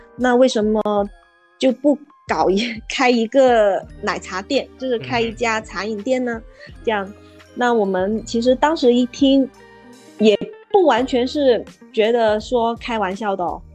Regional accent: Guangzhou, Guangdong, China; 我是土生土长的广州人，嗯，在这个美丽的花城广州，经营着一间小小的茶饮店，它的名字叫善酱茶座

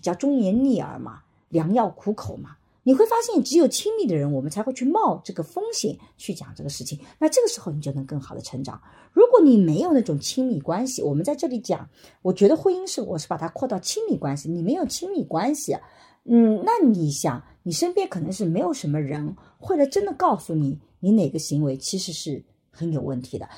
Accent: China; 我们中国人

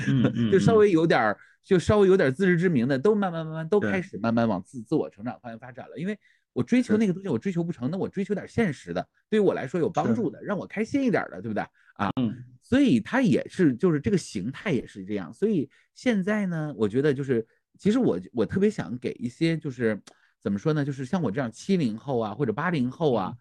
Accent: Northeast China, China; moved away; 我就是东北人，

